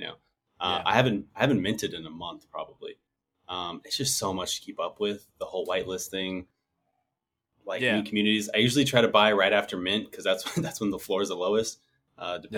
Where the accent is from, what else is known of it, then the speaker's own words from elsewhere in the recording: United States; also born or lived in Southwest United States; I'm Mexican American. I grew up in the United States, obviously.